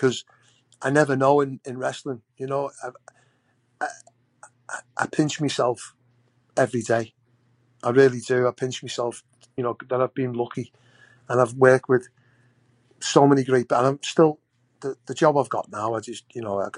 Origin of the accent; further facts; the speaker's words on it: Liverpool, North West England, United Kingdom; growing up in Liverpool Ford